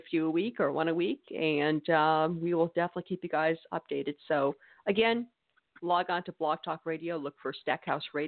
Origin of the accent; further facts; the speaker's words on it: New England, United States; now in Mississippi, United States; Yes, but I'm a New Englander. I'm from New England, born and raised